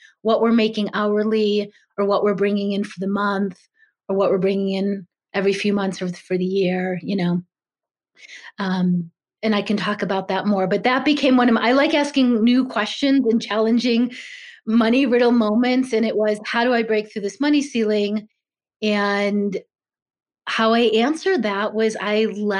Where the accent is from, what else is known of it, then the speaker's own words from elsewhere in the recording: Chicago, Illinois, United States; I was raised in Chicago, middle-class family of entrepreneurs